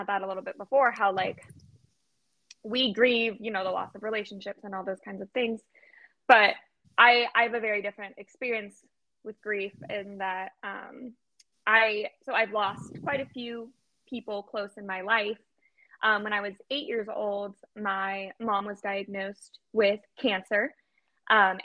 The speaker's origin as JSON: {"language": "English", "region": "Arizona", "country": "United States", "tie": "born or raised there", "said": "I was born and raised in Arizona. I've never left Arizona"}